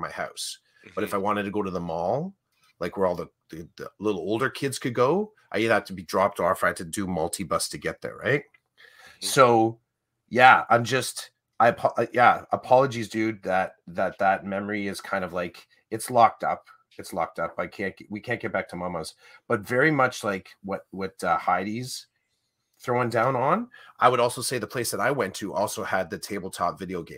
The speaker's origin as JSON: {"language": "English", "town": "Oshawa", "region": "Ontario", "country": "Canada", "tie": "born or raised there", "said": "I grew up in Oshawa"}